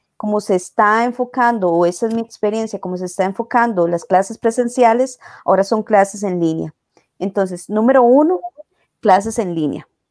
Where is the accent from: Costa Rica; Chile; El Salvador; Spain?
Costa Rica; yo digo que soy de Costa Rica